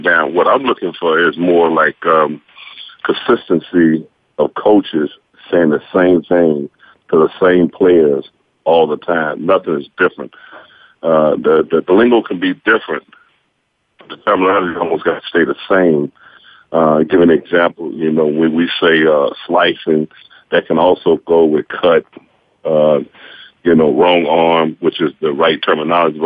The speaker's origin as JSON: {"language": "English", "town": "Dallas", "region": "Texas", "country": "United States", "tie": "born or raised there", "also_born_or_lived": "San Diego / Winnipeg / Las Vegas", "moved": "as an adult", "said": "I'm from Dallas, Texas. Went to Bryan Adams High School"}